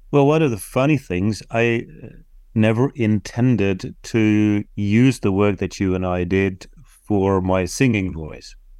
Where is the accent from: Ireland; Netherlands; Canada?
Netherlands; first language Dutch; English is a second language; my native tongue, Dutch